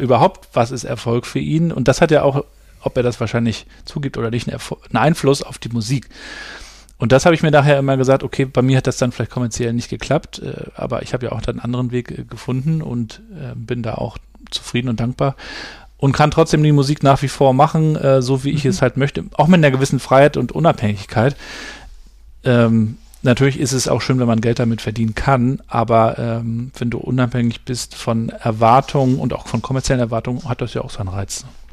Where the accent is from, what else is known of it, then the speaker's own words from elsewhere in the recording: Rostock, Mecklenburg-Vorpommern, Germany; also born or lived in Hamburg; Und ich bin ja hier in Rostock aufgewachsen in, in den 80er Jahren in der DDR